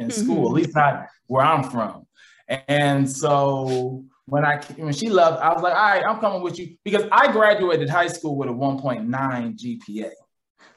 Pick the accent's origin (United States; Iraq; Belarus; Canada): United States; Midwest; moved away as an adult; also born or lived in St. Louis; now in Los Angeles, United States; I came out here from the Midwest.